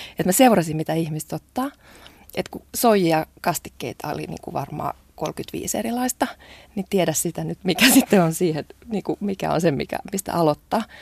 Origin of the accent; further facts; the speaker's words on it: Japan; now in Finland; mä olen japanilainen odottaa. nainen.